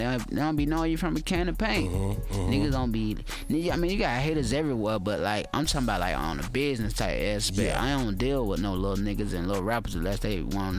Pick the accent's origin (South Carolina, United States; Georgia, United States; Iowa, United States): Georgia, United States; Atlanta; I'm from Atlanta, Georgia, Zone 3 to be exact. I'm a Grady baby. I grew there. I did not fly there.